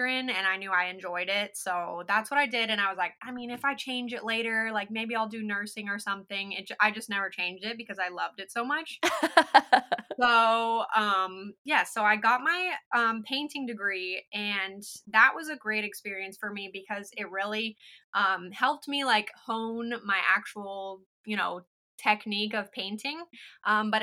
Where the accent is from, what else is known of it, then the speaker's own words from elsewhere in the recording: Lakeland, Florida, United States; I am a Lakeland-based artist and muralist. So I grew up in Lakeland